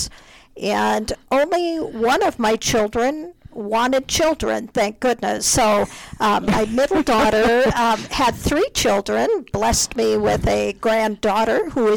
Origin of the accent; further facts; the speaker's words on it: Minnesota, United States; moved away as an adult; now in Colorado, United States; I grew up in Minnesota.